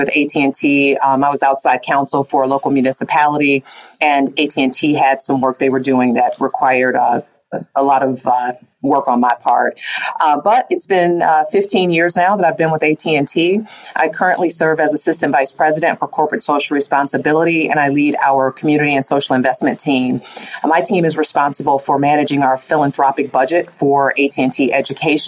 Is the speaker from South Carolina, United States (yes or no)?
no; Cleveland, Ohio, United States; I grew up in Cleveland, Ohio, in a neighborhood that today is impacted, you know, by the digital divide